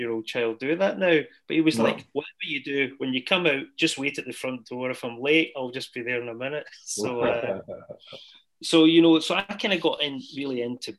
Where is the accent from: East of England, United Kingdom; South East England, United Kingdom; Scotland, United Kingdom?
Scotland, United Kingdom; Strathaven; also born or lived in Glasgow; I loved growing up in Strathaven